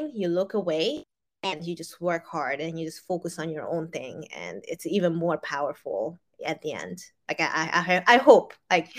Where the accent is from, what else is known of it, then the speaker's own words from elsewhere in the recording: Hungary; moved away; back in the days when I lived in Europe, I grew up in Hungary.